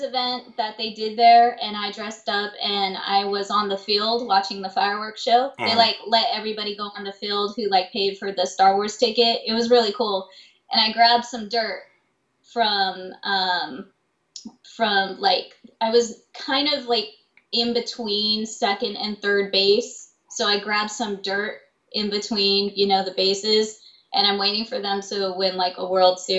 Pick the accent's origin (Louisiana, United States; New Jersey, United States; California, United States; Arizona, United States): California, United States; Los Angeles; I am from LA, born and raised